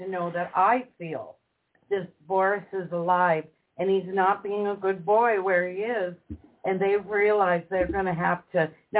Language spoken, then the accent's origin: English; Minnesota, United States; moved away; We come from Minnesota. We're rather cavalier when it comes to cold, icy roads, lots of snow.